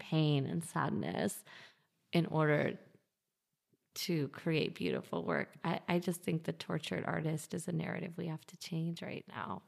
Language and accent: English; New York, United States; as a New Yorker